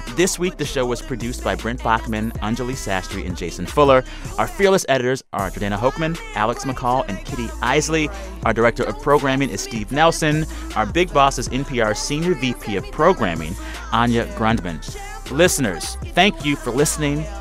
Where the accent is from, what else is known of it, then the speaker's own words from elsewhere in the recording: United States; As an American